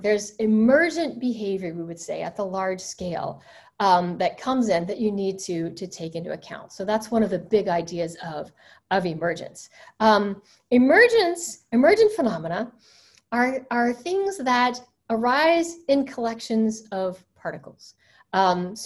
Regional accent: Alabama, United States; I used to find hunks of quartz in my backyard growing up in Alabama

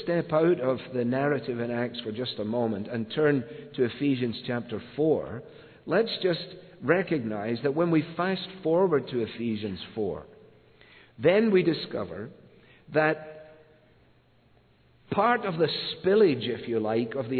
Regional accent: Scotland, United Kingdom; moved away; As a boy growing up in Scotland

